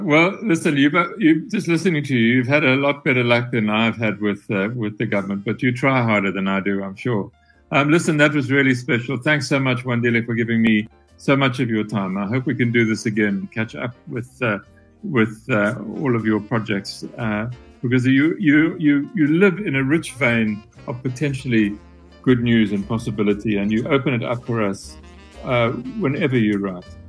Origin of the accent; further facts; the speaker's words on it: Transkei, Eastern Cape, South Africa; growing up in the Transkei under uh, the during the apartheid years in the 60s and 70s